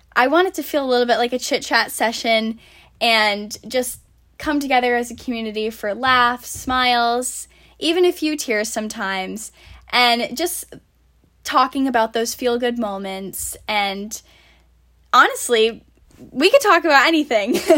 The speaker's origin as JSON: {"language": "English", "town": "Warwick", "region": "Rhode Island", "country": "United States", "tie": "born or raised there", "also_born_or_lived": "Narragansett, Rhode Island / Fairfield, Connecticut", "said": "I grew up in Warwick"}